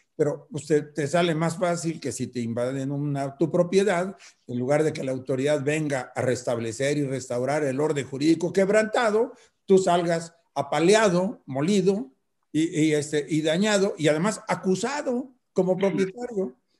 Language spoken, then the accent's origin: Spanish; Mexico; como mexicano